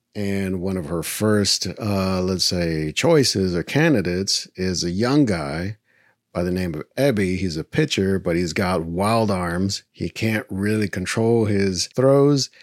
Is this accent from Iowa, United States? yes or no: no; Texas, United States; growing up in Texas